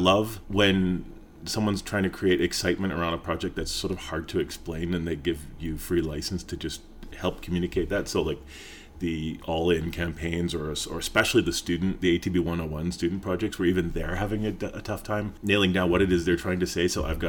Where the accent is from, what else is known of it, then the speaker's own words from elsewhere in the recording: Fort McMurray, Alberta, Canada; also born or lived in British Columbia / Edmonton; now in Calgary, Canada; Well, I grew up all over the place, mostly in BC and Alberta. Really early childhood along the West Coast, kind of middle childhood to early teens, Fort McMurray. Teens to mid-adult age, Edmonton, and then mid-adult age to now, Calgary.